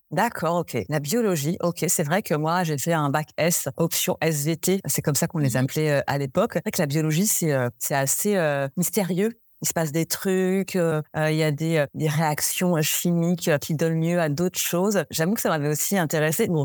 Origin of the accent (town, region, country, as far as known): Ethiopia; born or raised there; French is a second language; moved away as an adult; also born or lived in France; now in São Tomé and Príncipe